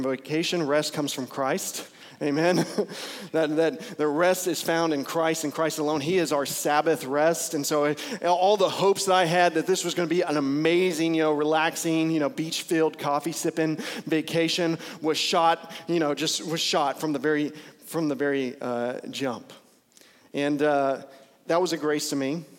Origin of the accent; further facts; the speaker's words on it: Bowie, Texas, United States; also born or lived in Lubbock, Texas; I grew up primarily in Bowie, Texas, and so in Bowie, Texas, there is no traffic